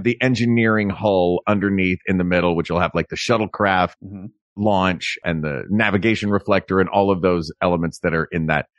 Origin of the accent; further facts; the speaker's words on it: the South, United States; As a Southerner, honor. I say umbrella.